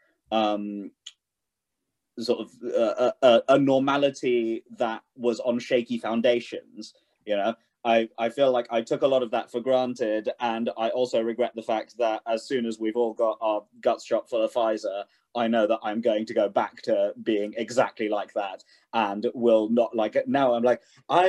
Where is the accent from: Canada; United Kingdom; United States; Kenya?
United Kingdom; London; I grew up in London